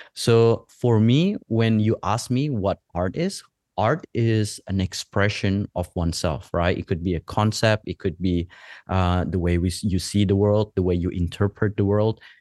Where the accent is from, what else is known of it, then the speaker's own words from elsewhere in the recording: West Java, Indonesia; moved away as an adult; also born or lived in Los Angeles / Australia / Canada; now in Bali, Indonesia; I was born in West Java in, um, in the island there and, um, in, in the Java Island. And then during middle school, I spent a little bit of time, couple of years in Los Angeles. I came back to Indonesia for high school